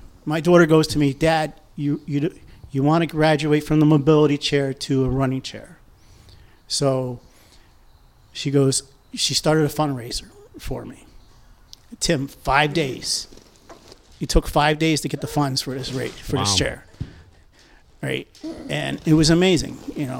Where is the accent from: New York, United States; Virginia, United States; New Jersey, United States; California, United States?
New York, United States; moved away; where I grew up in New York State.